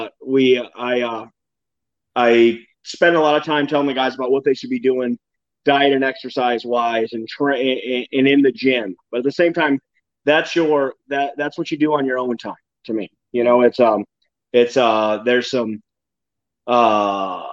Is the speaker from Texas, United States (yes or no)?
no; Campbell, New York, United States; Campbell, New York. That's my hometown.